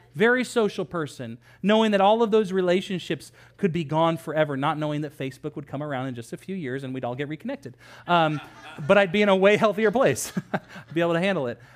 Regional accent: Sacramento area, California, United States; moved away as an adult; also born or lived in Los Angeles; we moved to Sacramento area from Los Angeles.

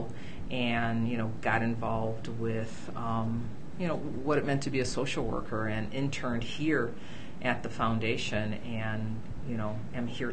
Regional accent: Chicago, Illinois, United States; So I was born and raised in Chicago

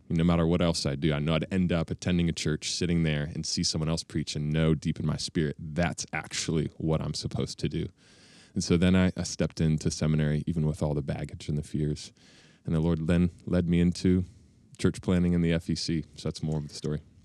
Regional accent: Bellefontaine, Ohio, United States; moved away; also born or lived in Chicago / Denver; I grew up in Ohio

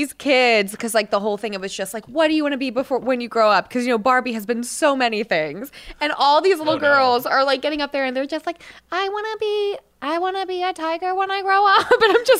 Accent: East Coast, United States; moved away as an adult; now in Los Angeles, United States; I've lived in L.A. It'll be 6 years in January. And I'm originally from the East Coast. And my whole dream growing up was to move to New York.

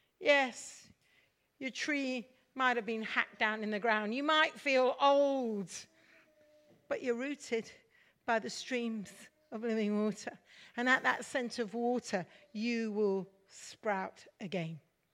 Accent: Mumbai, Maharashtra, India; Many of you know I'm a Mish kid and I grew up in India. And we're just coming June the 20th is a very important day for us as kids growing up in Mumbai now.

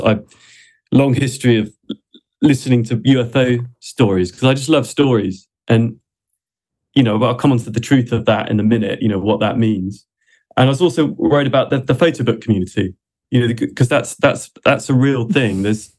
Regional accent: England, United Kingdom; born there; I'm not Welsh. I was born in England. My granddad was Welsh

